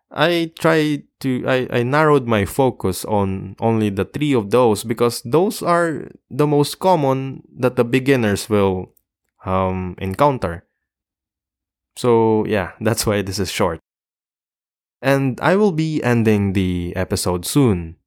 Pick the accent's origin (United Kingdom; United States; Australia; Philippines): Philippines; the Philippines, my, my home country